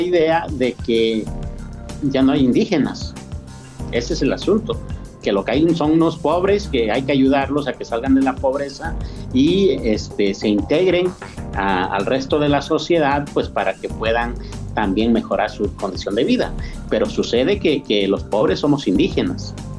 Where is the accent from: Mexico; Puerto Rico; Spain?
Mexico; Mixteca; now in San Luis Potosí, Mexico; de los new savvy, de los mixtecos, de donde yo vengo